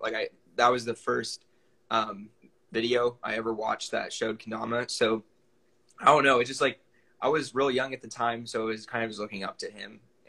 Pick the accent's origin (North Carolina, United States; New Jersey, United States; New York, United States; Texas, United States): Texas, United States; I'm from Texas, so sweet tea is like a big thing